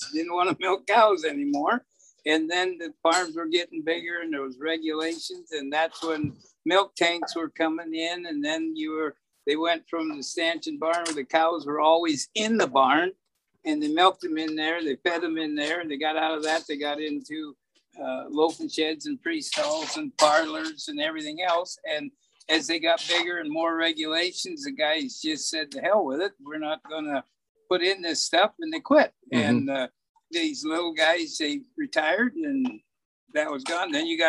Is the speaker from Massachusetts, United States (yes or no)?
no; the Snoqualmie Valley, Washington, United States; when I was growing up, there was 40, 50 dairies here in the Valley